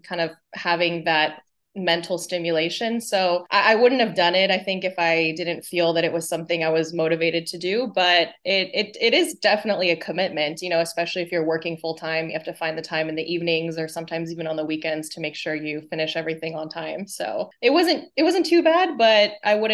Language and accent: English; California, United States; moved away as an adult; also born or lived in Los Angeles; So born and raised in California, very international, kind of mixed up culturally family.